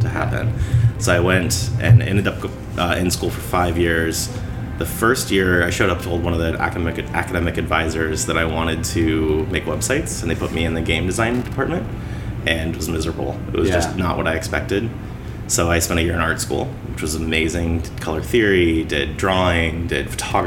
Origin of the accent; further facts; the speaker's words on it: Macomb, Illinois, United States; now in Chicago, United States; Macomb, Illinois. I was born and raised on a farm.